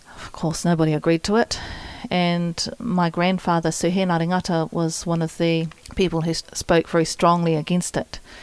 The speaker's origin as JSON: {"language": "English", "region": "Gisborne", "country": "New Zealand", "tie": "born or raised there", "said": "I grew up here in Gisborne"}